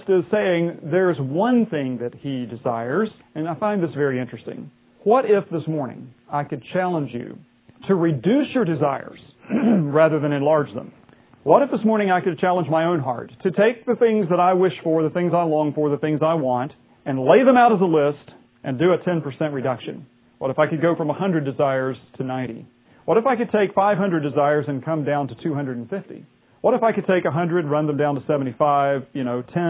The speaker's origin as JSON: {"language": "English", "region": "West Virginia", "country": "United States", "tie": "born or raised there", "said": "I grew up in West Virginia"}